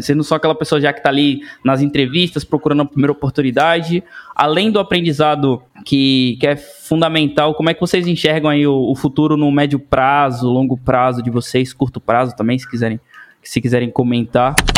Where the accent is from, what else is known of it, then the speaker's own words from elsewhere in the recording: interior of Bahia, Brazil; moved away as an adult; also born or lived in Salvador; now in São Paulo, Brazil; eu venho do interior da Bahia